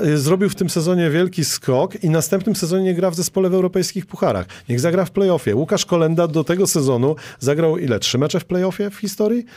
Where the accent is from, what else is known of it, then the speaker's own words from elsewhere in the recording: Toruń, Kuyavian-Pomeranian Voivodeship, Poland; ja jestem z Torunia